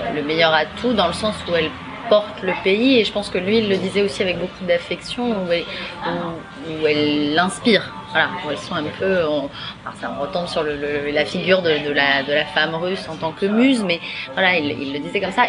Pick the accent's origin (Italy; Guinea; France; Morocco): France; quand on est française